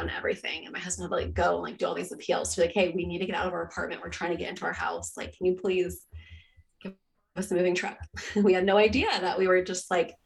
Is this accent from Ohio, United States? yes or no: no; San Diego, California, United States; now in Charlotte, United States; I grew up in San Diego.